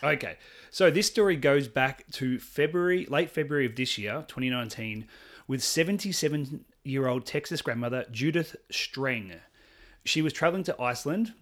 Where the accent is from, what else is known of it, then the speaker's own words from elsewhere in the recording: Australia; I'm Australian